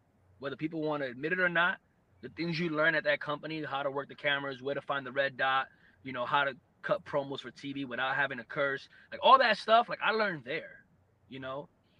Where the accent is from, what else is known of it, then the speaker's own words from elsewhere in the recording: New York, United States; whether it was in pro wrestling or the Marine Corps or growing up in New York.